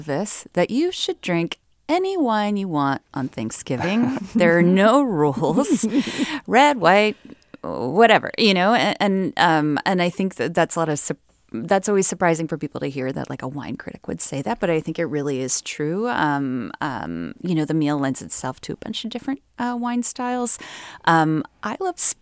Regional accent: Northeast, United States; I am from the Northeast

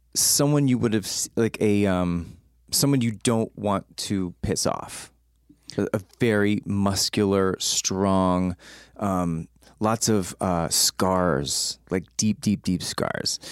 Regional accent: San Antonio, Texas, United States; I grew up in San Antonio

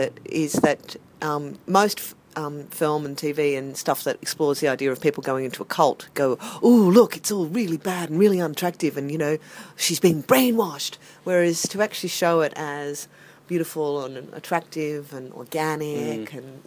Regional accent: Australia; us as Australian filmmakers

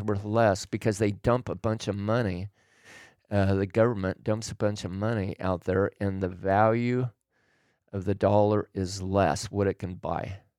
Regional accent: Oregon, United States; moved away as an adult; also born or lived in California; I grew up in Oregon

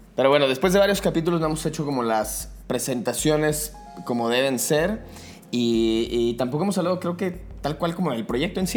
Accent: Guadalajara, Jalisco, Mexico; now in Mexico City, Mexico; yo soy de Guadalajara

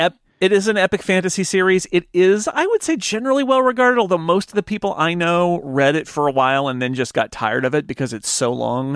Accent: California, United States; also born or lived in Oakland, California / San Diego, California; I was born in Oakland, but I grew up in the, uh, foothills, which is about a hundred miles east of the Bay Area

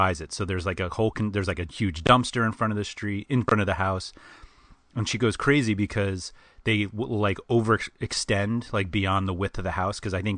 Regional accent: New York City, New York, United States; I am born and raised in New York City. I learned to drive in New York City. I learned to park in New York City.

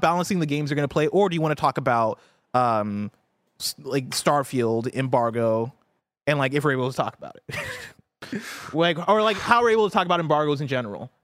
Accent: Illinois, United States; this is my hometown. This yeah. is my home state

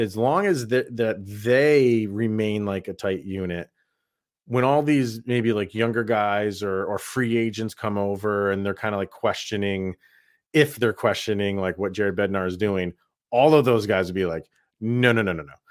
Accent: New York, United States; born and raised in New York

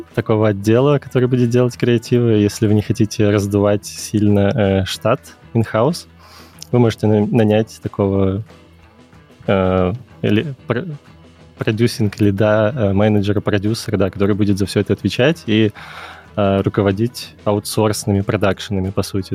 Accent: Kyiv, Ukraine; moved away as an adult; also born or lived in Minsk, Belarus; я из Киева, э, я учился на экономическом факультете КНЕУ

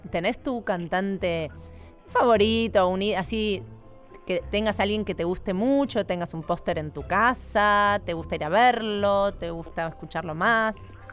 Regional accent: Tandil, Buenos Aires Province, Argentina; Yo soy de Tandil.

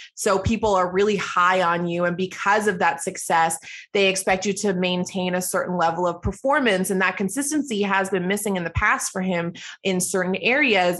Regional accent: Toronto, Ontario, Canada; also born or lived in Edmonton; I grew up in Scarborough, Ontario, um, so that's where I lived for my entire life

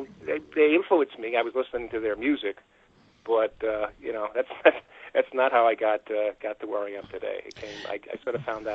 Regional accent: New York, United States; Well, again, you know, I grew up on Long Island, very close to New York City.

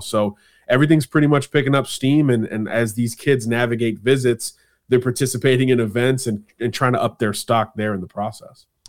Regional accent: Florida, United States; my home state.

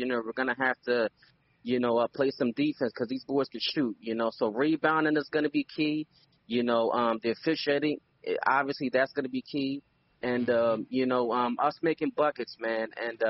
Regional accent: Philadelphia, Pennsylvania, United States; I'm from Philly, and there ain't a lot of Knicks fans

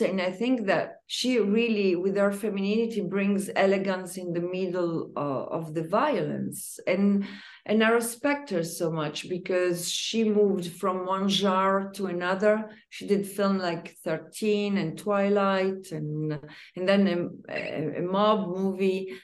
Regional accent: Umbria, Italy; I'm Italian, even though I don't come from Rome, I come from Umbria

